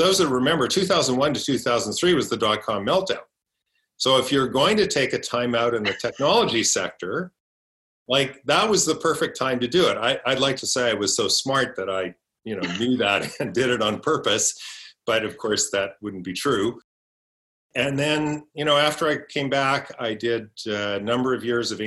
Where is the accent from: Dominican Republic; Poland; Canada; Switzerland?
Canada; Edmonton, Alberta; moved away as an adult; now in Vancouver, Canada; I grew up in Edmonton